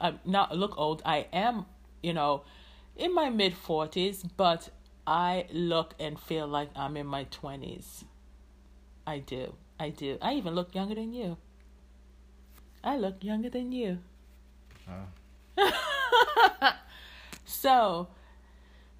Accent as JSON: {"language": "English", "country": "Jamaica", "said": "I am Jamaican"}